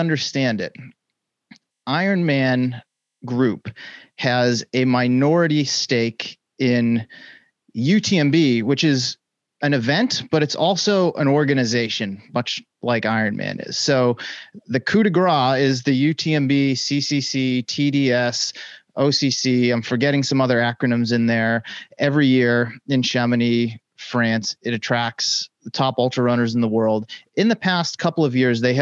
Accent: United States; as an American

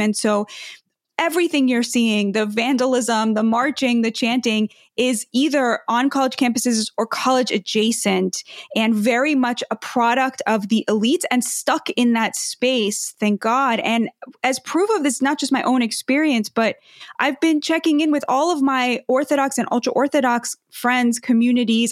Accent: United States; as an American and as a Jew

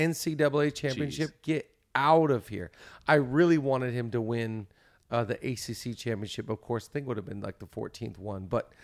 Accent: Washington, United States; we're both from Washington.

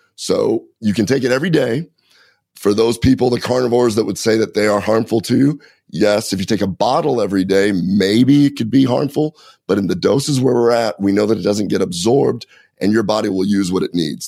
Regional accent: Nebraska, United States; I grew up in Nebraska.

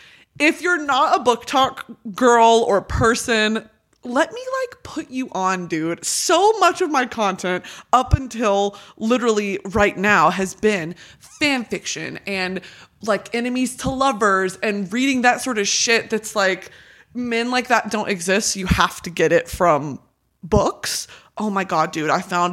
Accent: United Kingdom; I can say that because I'm British. Look at me. You can't look at me and tell me I'm not British. I don't think anyone has ever looked more British than me.

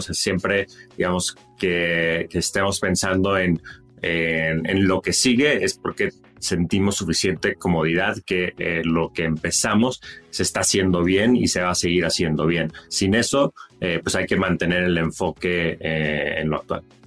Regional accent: Monterrey, Nuevo León, Mexico; moved away as an adult; also born or lived in San Francisco / New York; Yo crecí en Monterrey

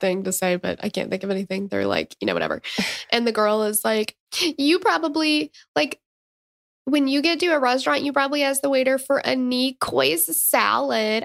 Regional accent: Tennessee, United States; I'm from Tennessee

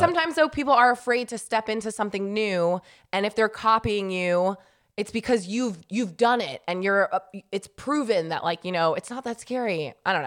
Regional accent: New York, United States; now in Southern California, United States; I'm from New York

